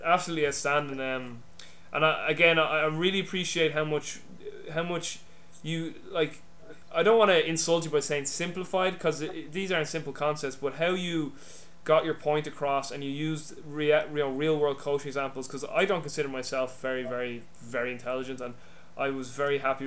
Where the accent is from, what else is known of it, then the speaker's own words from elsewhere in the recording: Ireland; I'm Irish